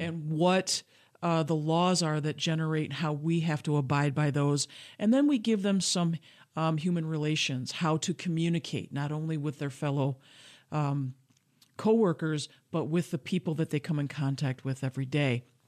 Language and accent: English; Grand Rapids, Michigan, United States; I was born and raised in Grand Rapids, Michigan